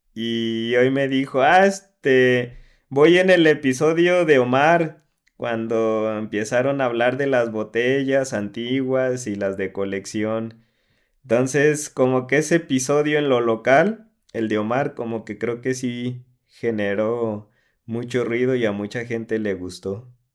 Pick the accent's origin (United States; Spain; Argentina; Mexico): Mexico; Atotonilco el Alto, Jalisco; de donde hacen Don Julio 70.